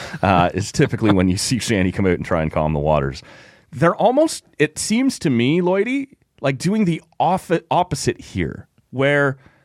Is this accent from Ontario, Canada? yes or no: yes; Oshawa, Ontario, Canada; if I grew up in Oshawa, Ontario, like I did, and was perfectly bilingual, no, I'm still not a candidate.